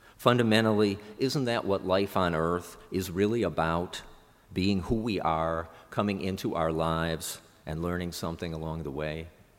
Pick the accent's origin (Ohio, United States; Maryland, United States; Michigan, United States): Ohio, United States; Cleveland; moved away; I returned to Cleveland, my hometown